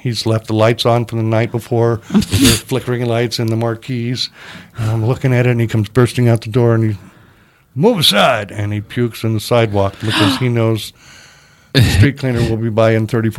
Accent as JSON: {"language": "English", "region": "Georgia", "country": "United States", "tie": "born or raised there", "also_born_or_lived": "Texas", "moved": "as an adult", "lives_now": "Los Angeles, United States", "said": "I'm from Texas, but my parents moved to Georgia, so I grew up in Georgia."}